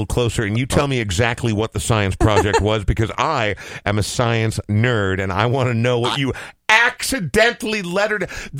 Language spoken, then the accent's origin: English; Coon Rapids, Minnesota, United States; also born or lived in Oregon; So I was actually born in Oregon, and when I was 2 years old, my parents moved to Coon Rapids.